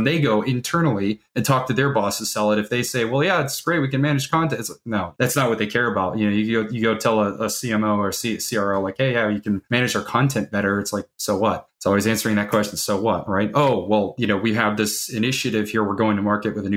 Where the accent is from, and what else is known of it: Carmel Valley, California, United States; born or raised there